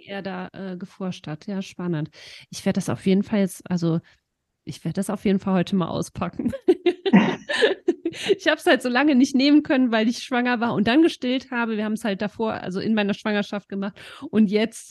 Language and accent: German; Eifel, Germany; bei uns in der Eifel